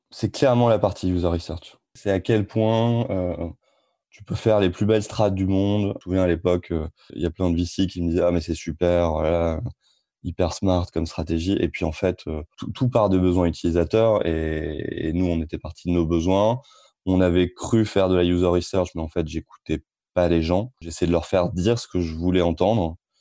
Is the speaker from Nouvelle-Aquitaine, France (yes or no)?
no; Amiens, Hauts-de-France, France; now in Rouen, France; je suis originaire d'Amiens